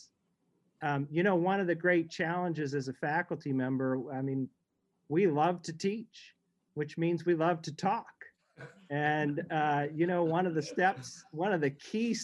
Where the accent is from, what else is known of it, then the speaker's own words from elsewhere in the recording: St. Louis, Missouri, United States; moved away; I grew up in St. Louis